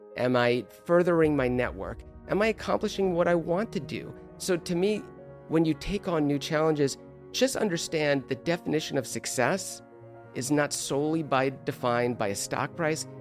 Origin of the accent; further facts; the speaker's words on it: Los Angeles, California, United States; moved away as an adult; also born or lived in East Coast; I grew up in Los Angeles